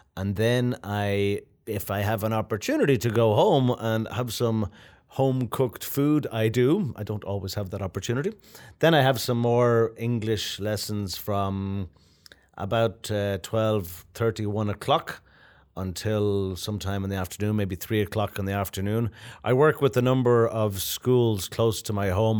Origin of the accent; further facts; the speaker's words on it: Ireland; moved away as an adult; also born or lived in Japan / New York / Vietnam; now in Moscow, Russia; I'm from Ireland, so of course I lived in Ireland for many years